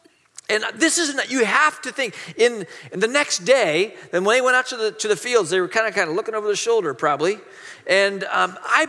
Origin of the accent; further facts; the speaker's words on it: Hong Kong; born there; also born or lived in Malaysia; I mean, a lot of you know, I grew up overseas. I was born in Hong Kong. I went to boarding school in Malaysia.